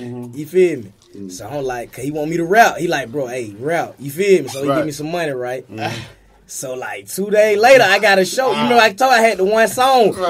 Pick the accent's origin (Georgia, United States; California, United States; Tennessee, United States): Georgia, United States; Athens; I'm not from Atlanta. I'm from Athens.